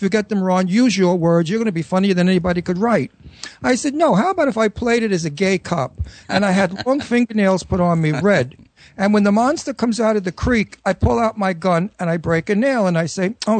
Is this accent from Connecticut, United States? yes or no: no; New York City, New York, United States; accent: Brooklyn; Where I was totally relaxed and completely using my Brooklyn accent.